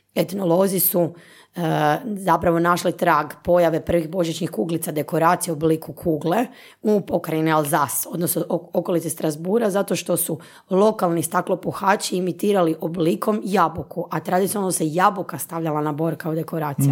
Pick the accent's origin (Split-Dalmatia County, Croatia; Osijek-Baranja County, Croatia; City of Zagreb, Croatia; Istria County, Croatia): Istria County, Croatia; moved away as an adult; now in Zagreb, Croatia; Ja sam rođena Istrijanka, inače pa je to ili Istranka, ako ćemo pravilno na ono, Uh, e, ja sam došla u Zagreb s 18 godina ovdje na fakultet